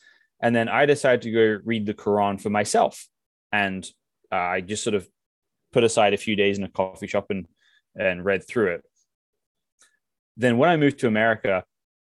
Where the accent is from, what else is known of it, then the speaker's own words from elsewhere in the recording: England, United Kingdom; moved away as an adult; now in Seattle, United States; I grew up in England